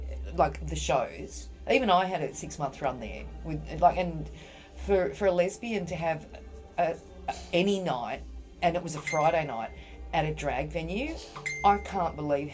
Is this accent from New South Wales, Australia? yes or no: yes; Sydney, New South Wales, Australia; I was brought up in Lakemba